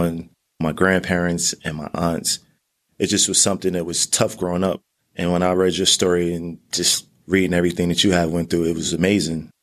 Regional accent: Newark, New Jersey, United States; I grew up in Newark, New Jersey.

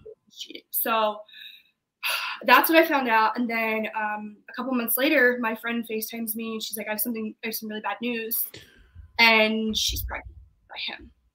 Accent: Maryland, United States; moved away; I'm from Maryland, so I went home

